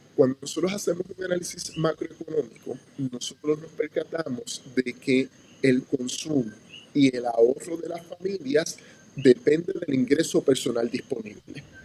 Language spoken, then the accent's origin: Spanish; Puerto Rico; Puerto Rico y los puertorriqueños